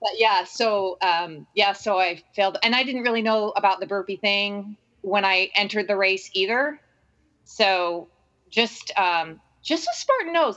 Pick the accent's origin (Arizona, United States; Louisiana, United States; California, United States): Arizona, United States; moved away; also born or lived in Bandon; Arizona is my hometown